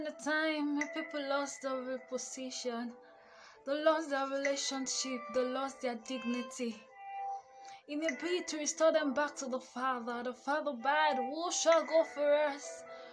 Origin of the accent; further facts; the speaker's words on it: Nigeria; I am a Nigerian